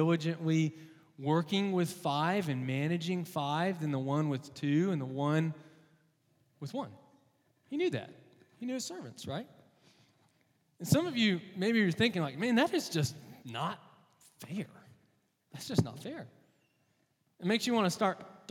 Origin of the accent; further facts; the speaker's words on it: Texas, United States; moved away; I'm from Texas originally